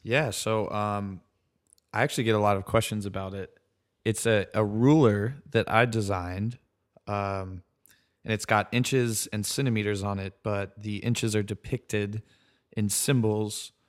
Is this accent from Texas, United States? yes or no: no; Columbia, South Carolina, United States; also born or lived in Raleigh, North Carolina; I grew up in Columbia, South Carolina. uh, which is the capital. Um, was born there